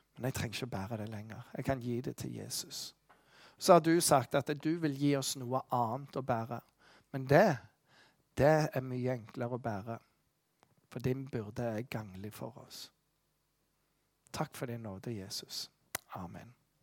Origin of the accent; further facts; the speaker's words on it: Western Norway, Norway; Jeg kommer fra Vestlandet